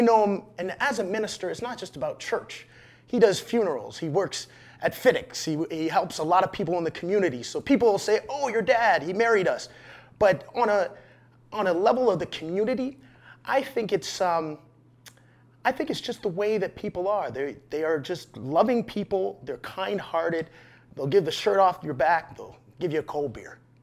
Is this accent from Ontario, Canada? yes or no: yes; Petrolia, Ontario, Canada; also born or lived in Sarnia, Ontario; I grew up in Sarnia at first, and then my dad moved over to Petrolia